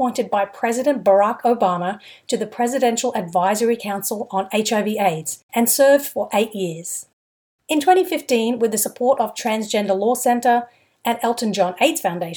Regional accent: Brisbane, Queensland, Australia; I'm from Australia too. I grew up in Brisbane.

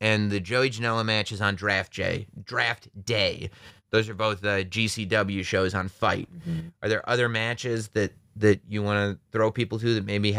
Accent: Texas, United States; Like, I'm a cat from Texas.

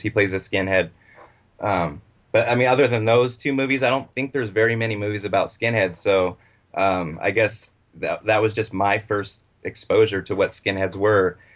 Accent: Los Angeles, California, United States; also born or lived in Butte County, California; I was born in Los Angeles, um, raised by my mom and my stepfather

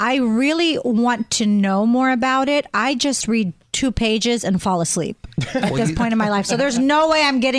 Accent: Pennsylvania, United States; moved away; Pennsylvania, my home state

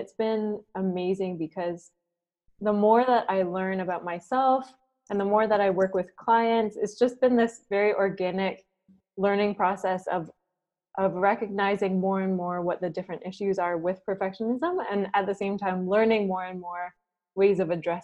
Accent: Waterford, Ontario, Canada; moved away as an adult; also born or lived in Vancouver; now in Singapore; I'm originally from Waterford. It's a very small town of about 3,000, and it's close to Lake Erie.

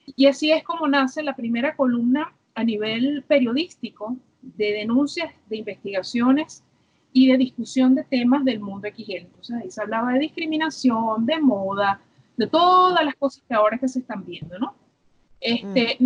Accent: Los Teques, Miranda, Venezuela; also born or lived in Caracas; yo, una niñita nacida en Caracas, me crié en Los Teques

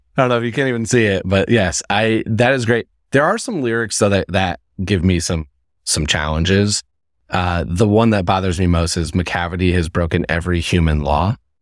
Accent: Indiana, United States; moved away; I'm from Indiana.

